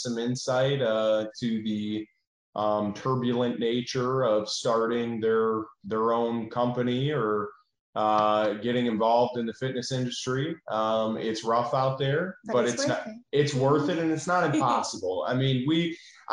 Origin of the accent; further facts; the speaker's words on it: Michigan, United States; moved away as an adult; now in Tennessee, United States; we're not from Tennessee. We're from Michigan, and we moved here